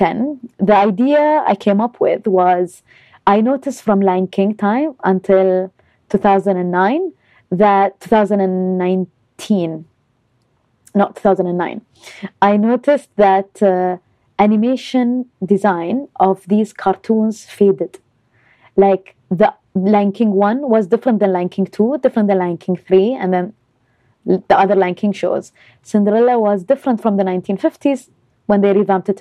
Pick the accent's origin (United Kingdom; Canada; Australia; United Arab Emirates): United Arab Emirates; Dubai; moved away as an adult; also born or lived in Los Angeles; I was born and raised in Dubai